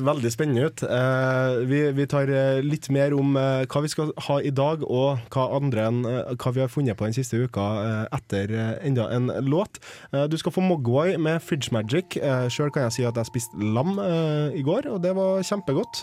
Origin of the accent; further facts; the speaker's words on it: Trøndelag, Norway; jeg er jo trønder